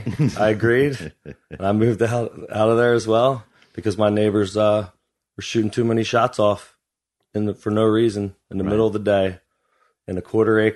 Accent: Philadelphia, Pennsylvania, United States; moved away as an adult; also born or lived in South Lake Tahoe, California / Leadville, Colorado; now in Humboldt County, United States; I was 23 years old or so, opening a store from Philly out in Humboldt. I didn't know a single person when I moved here.

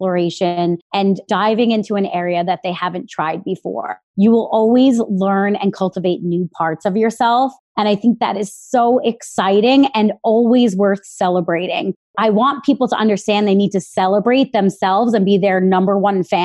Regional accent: Long Island, New York, United States; I grew up in Long Island

